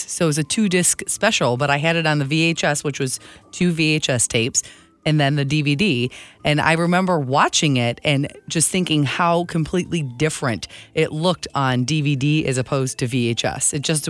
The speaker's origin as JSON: {"language": "English", "region": "Midwest", "country": "United States", "accent": "Midwestern", "said": "That's probably my Midwestern accent and my grandparents saying Marlboro because they smoked them."}